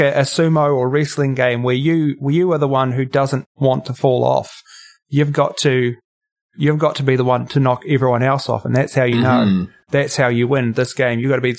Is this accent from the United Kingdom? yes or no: no; New Zealand; You may be able to tell from my accent, if you've got nicely trained ears, that I'm not Australian. I am, in fact, a Kiwi